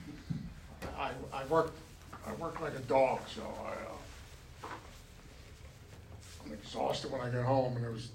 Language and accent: English; New York, United States; moved away; I was born and raised in New York